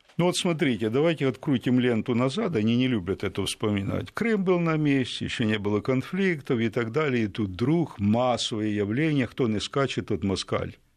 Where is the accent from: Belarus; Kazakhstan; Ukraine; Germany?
Ukraine; Я українець от діда і прадіда.